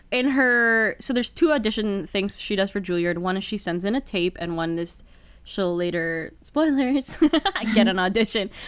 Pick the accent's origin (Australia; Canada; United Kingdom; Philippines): Philippines; moved away; I grew up in the Philippines